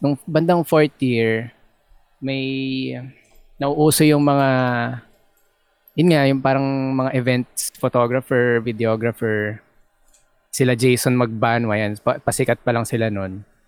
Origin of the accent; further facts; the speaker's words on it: Imus, Calabarzon, Philippines; Ako ay taga Imus Cavite